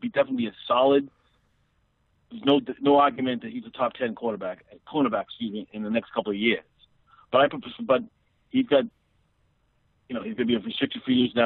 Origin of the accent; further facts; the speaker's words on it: Malden, Massachusetts, United States; I grew up in Malden